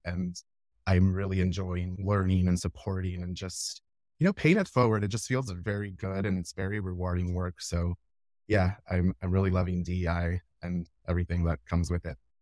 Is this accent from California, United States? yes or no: no; Laredo, Texas, United States; my hometown where I'm from in Laredo, Texas